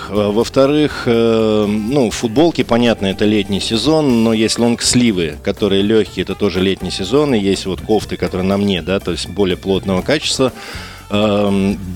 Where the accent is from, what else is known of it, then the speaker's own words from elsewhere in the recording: Saint Petersburg, Russia; Мы, как петербуржцы, очень любим его, любим туда приезжать.